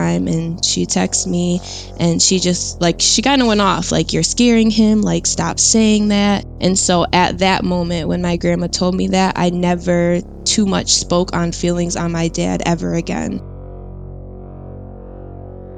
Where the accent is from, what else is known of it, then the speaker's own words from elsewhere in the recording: Syracuse, New York, United States; I'm from Syracuse, New York.